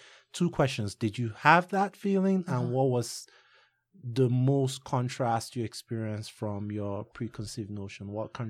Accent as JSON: {"language": "English", "country": "Nigeria", "said": "I'm Nigerian."}